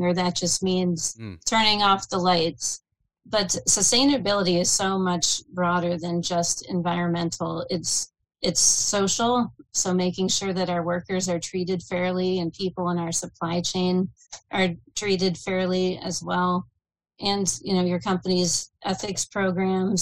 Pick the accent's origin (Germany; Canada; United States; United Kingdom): United States; Pittsburgh, Pennsylvania; now in Harrisburg, United States; I'm outside Harrisburg now, but I'm born and raised in Pittsburgh. I'm a Pittsburgh girl through and through, black and yellow